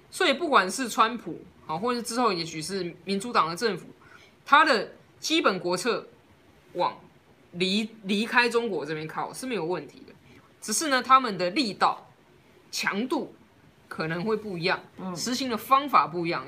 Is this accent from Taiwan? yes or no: yes; Taiwan; 我们台湾人